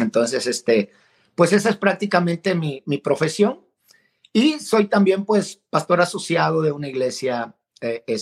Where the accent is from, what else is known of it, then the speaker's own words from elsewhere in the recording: Guadalajara, Jalisco, Mexico; accent: neutral; also born or lived in El Salvador; Soy originario del Salvador, nací en El Salvador, Centroamérica, pero me crié en la ciudad de Guadalajara, Jalisco, en México. Así que por eso mi acento no es muy salvadoreño, que digamos, es, más neutro, ¿verdad?